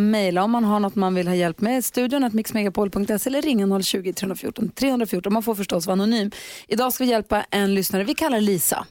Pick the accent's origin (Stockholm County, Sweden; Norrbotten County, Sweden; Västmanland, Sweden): Norrbotten County, Sweden; Luleå; min hemstad Luleå